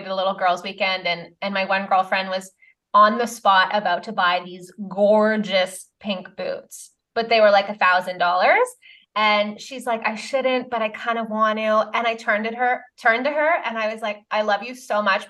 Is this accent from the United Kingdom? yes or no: no; Canada; I'm Canadian